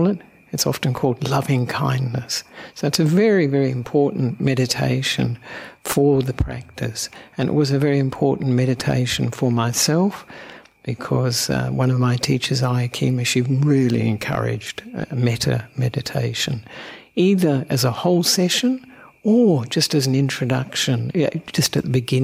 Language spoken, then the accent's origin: English; Australia; also born or lived in Sri Lanka; I'm an Australian monk who ordained with Ajahn Brahm about 25 years ago